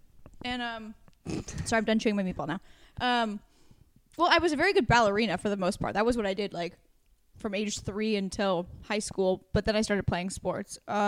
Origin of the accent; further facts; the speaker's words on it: Warrenton, Oregon, United States; moved away; my town where I went to like high school, Warrenton had 3,000 people in it when I lived there.